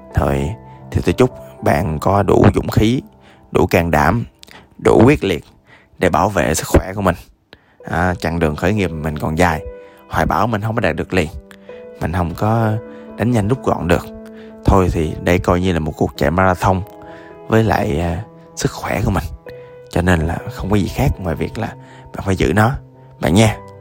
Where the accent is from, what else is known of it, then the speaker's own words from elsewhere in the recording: Da Lat, Lam Dong, Vietnam; moved away; tôi ở à, đà lạt lúc đó quê tôi